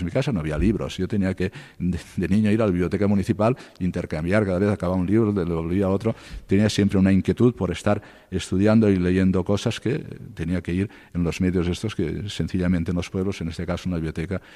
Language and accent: Spanish; Cocentaina, Valencian Community, Spain; moved away as an adult; also born or lived in Castellón / Murcia; now in Alcalá de Henares, Spain; en mi pueblo, en Cocentaina, provincia de Alicante y diócesis de Valencia